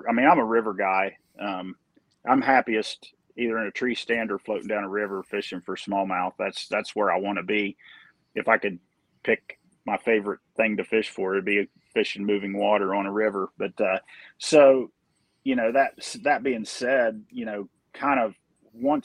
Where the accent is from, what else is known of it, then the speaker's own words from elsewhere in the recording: Grafton, West Virginia, United States; I grew up in Grafton, West Virginia